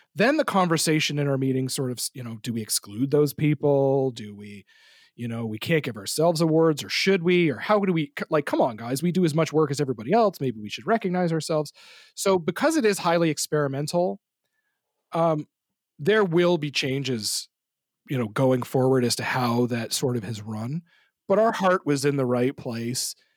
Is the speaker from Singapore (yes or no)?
no; Canada; I'm from a sort of rural Canadian community.